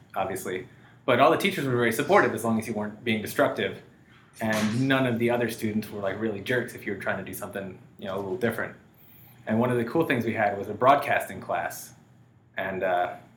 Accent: Kentucky, United States; I'm from Kentucky

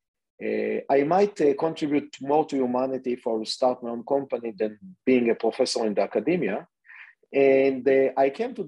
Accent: Israel; English is a second language; moved away as an adult; also born or lived in Massachusetts, United States; born and raised in Israel, and I'm sure that you can hear it from my accent.

